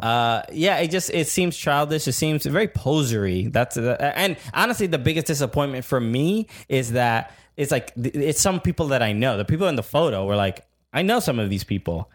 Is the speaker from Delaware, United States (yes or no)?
no; New York City, New York, United States; as a New Yorker, as a fan of NYCFC